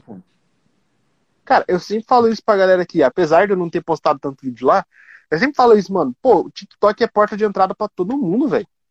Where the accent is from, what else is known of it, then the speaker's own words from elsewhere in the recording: Curitiba, Paraná, Brazil; eu sou de Curitiba